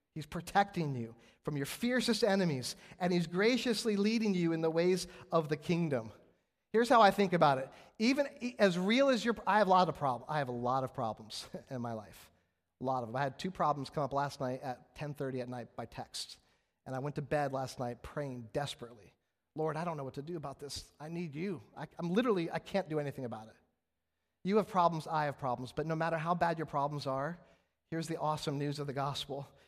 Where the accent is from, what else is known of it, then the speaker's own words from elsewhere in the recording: West Coast, United States; moved away; I'm from the West Coast